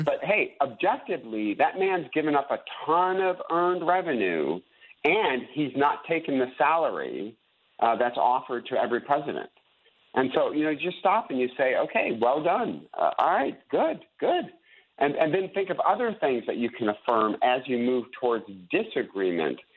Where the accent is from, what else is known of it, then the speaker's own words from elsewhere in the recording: United States; We are Americans. And then I'm an American Christian